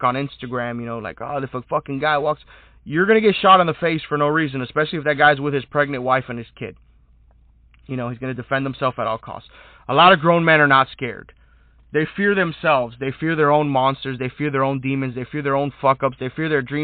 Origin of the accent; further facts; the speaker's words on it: United States; as an American